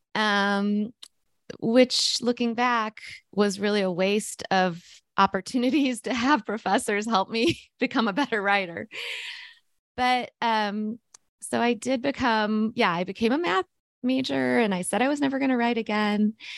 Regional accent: Missouri, United States; born or raised there

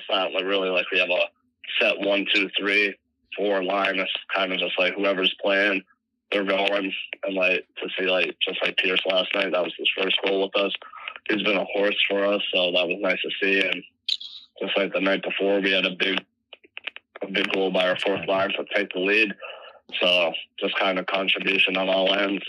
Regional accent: Richmond Hill, Ontario, Canada; moved away; growing up in Ontario

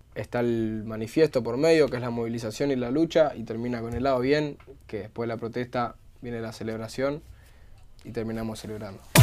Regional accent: Buenos Aires, Argentina; como bonaerense, como persona de la boca

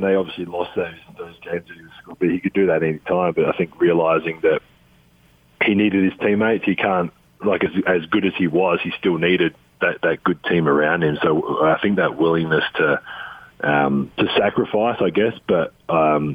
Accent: Adelaide, South Australia, Australia; moved away as an adult; now in United States; the Adelaide 36ers, my hometown team

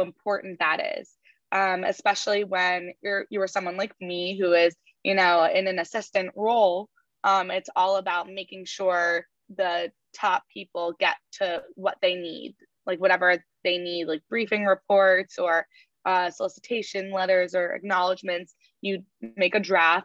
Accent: New York, United States; growing up in New York and being able to go to the hall and hear concerts

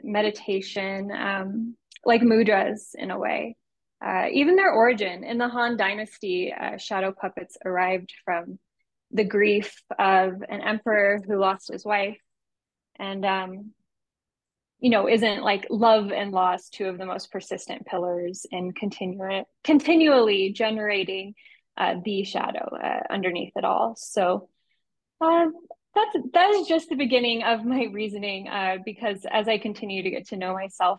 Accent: San Diego, California, United States; I'm an artist from San Diego with a background in community work

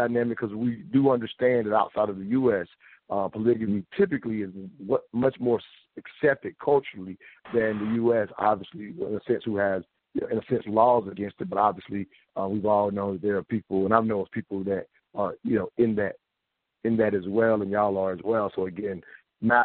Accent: the South, United States; I'm from the South

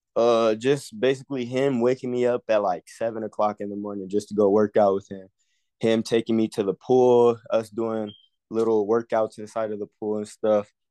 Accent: California, United States; I'm from California, I'm class of twenty-five, I'm a corner.

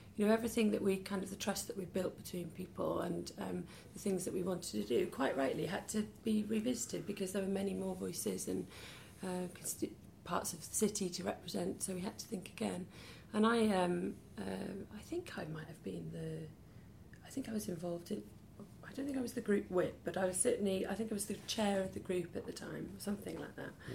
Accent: Peterston-super-Ely, Wales, United Kingdom; also born or lived in Pontyclun / Miskin / Bristol; now in Cardiff, United Kingdom; grew up then about eight miles out of Cardiff in a little village called Peterston

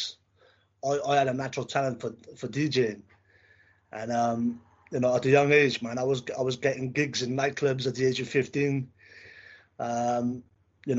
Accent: Cardiff, Wales, United Kingdom; now in England, United Kingdom; I'm originally from Wales.

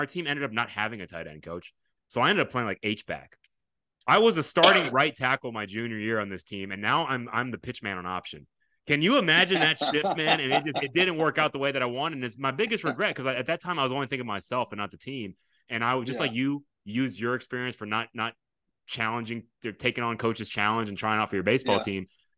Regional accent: Japan; born there; moved away; I was born in Japan, and so we move here.

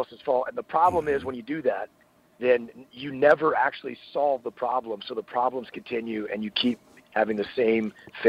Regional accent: Texas, United States; also born or lived in San Diego, United States; I am from deep southeast Texas, what we call the Piney Woods.

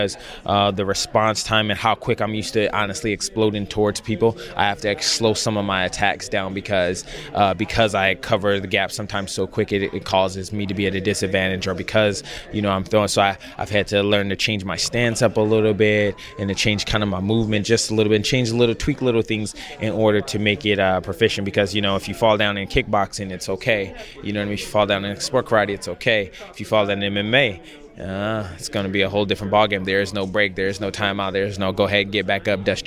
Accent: Los Angeles County, California, United States; also born or lived in Orange County, California; this is my hometown, meaning this is the first opportunity I've ever had to fight in, like, this part of California. I fought up in San Diego, San Jose, but I'm originally from LA County

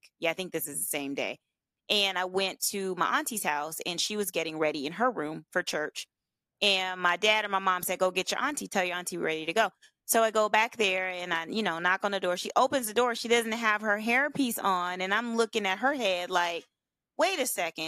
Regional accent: Oklahoma, United States; I'm from Oklahoma originally

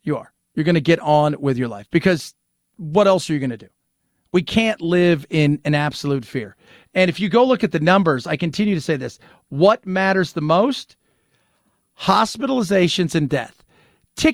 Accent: Los Angeles, California, United States; as a kid growing up in Los Angeles

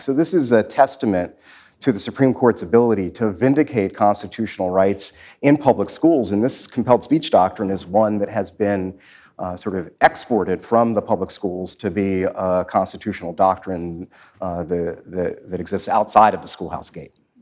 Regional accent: Washington, District of Columbia, United States; I grew up in southeast Washington, east of the Anacostia River

